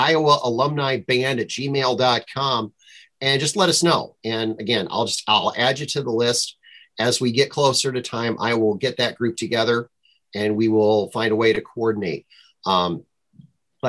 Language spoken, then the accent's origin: English; Minnesota, United States; I'm from Minnesota.